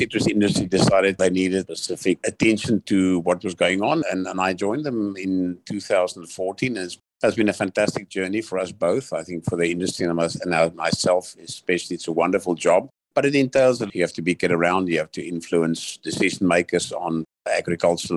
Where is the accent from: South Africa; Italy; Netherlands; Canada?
South Africa; Pretoria, Gauteng; also born or lived in Stellenbosch, South Africa / Brussels, Belgium / Greece; I grew up in Pretoria and went to Stellenbosch University